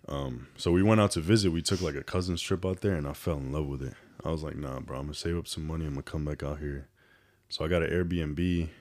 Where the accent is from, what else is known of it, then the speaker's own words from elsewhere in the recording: New York City, New York, United States; moved away as an adult; also born or lived in Dominican Republic / San Diego, California; now in Houston, United States; I was born and raised in New York City. Grew up in the Bronx